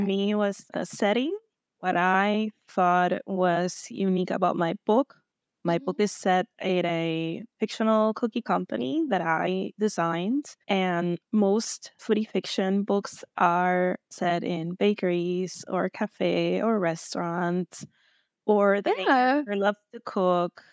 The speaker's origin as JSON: {"language": "English", "country": "Puerto Rico", "tie": "born or raised there", "said": "I'm from Puerto Rico"}